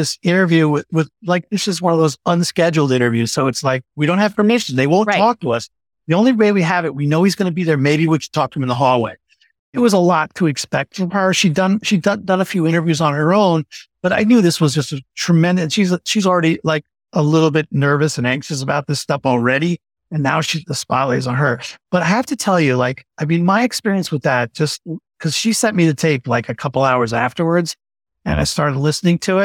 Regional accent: New York, United States; I grew up in New York

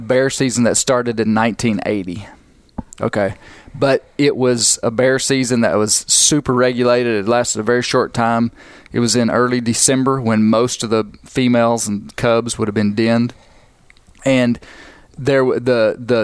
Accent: Ouachita Mountains, United States; I grew up in the Ouachitas

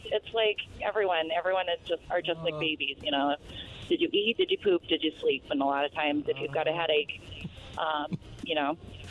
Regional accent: Sterling, Colorado, United States; moved away as an adult; I was born in Sterling.

